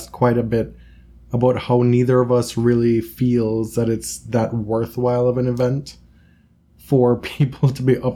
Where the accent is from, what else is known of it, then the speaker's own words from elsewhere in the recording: Jamaica; moved away; growing up in Jamaica